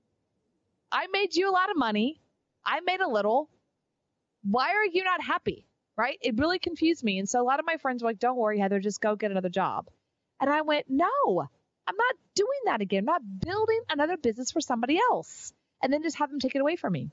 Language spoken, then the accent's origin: English; Texas, United States; now in Austin, United States; move to Austin, which was kind of coming back home for me. I'm from Texas.